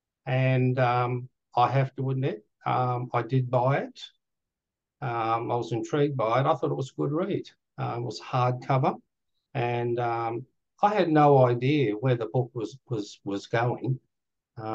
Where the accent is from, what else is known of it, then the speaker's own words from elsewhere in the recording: Australia; I'm Australian